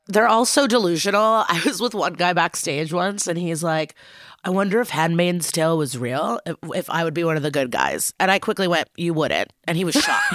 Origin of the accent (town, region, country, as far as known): Chicago, Illinois, United States; born or raised there; also born or lived in Odessa, Ukraine / Skokie, Illinois